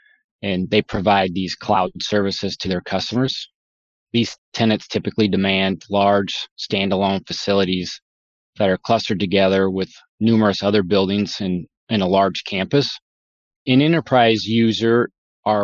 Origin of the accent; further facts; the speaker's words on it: Huxley, Iowa, United States; I grew up in a small town north of Des Moines, Iowa, in Huxley, Iowa. Farm boy, didn't grow up on the farm, but my grandparents were both farmers.